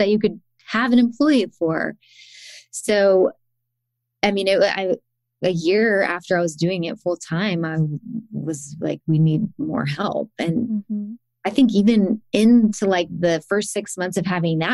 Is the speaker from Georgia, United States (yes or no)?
yes; Athens, Georgia, United States; moved away; also born or lived in Woodstock; in 2020, we moved to Athens, which is my hometown